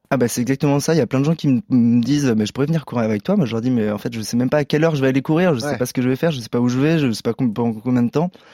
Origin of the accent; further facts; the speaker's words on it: Paris, Île-de-France, France; en tant que Parisien